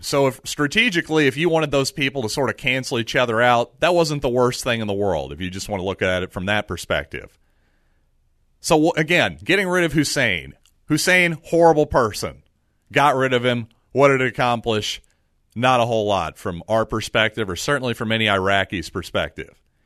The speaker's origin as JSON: {"language": "English", "country": "United States", "said": "as an American"}